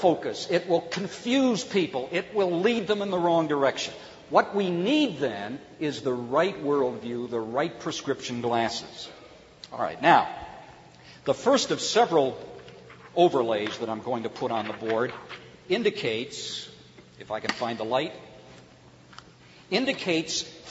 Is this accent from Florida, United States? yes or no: no; Cleveland, Ohio, United States; When I was growing up in Cleveland, Ohio